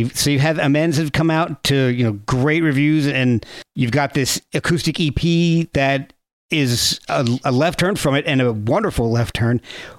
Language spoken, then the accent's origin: English; New Jersey, United States; moved away; I lived in Jersey.